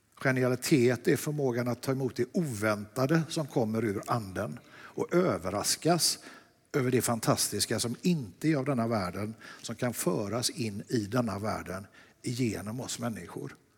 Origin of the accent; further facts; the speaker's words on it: Lerum, Västra Götaland, Sweden; Jag är från Lerum.